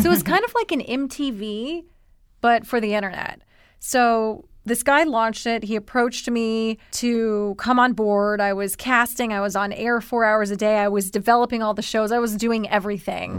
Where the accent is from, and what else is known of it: Columbia, South Carolina, United States; accent: thick Southern; moved away as an adult; also born or lived in New York City